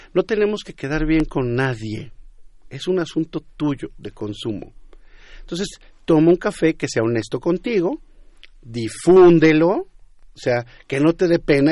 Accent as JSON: {"language": "Spanish", "country": "Mexico", "said": "nosotros en México"}